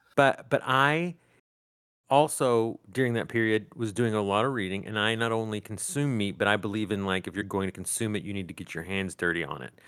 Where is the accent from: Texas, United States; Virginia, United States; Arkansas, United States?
Arkansas, United States; Northeast; growing up in the Northeast Arkansas